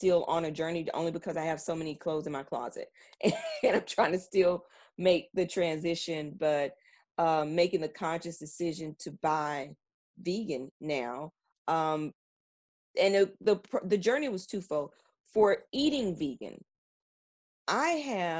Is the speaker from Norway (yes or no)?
no; Tennessee, United States; moved away as an adult; now in Taiwan; I'm from Tennessee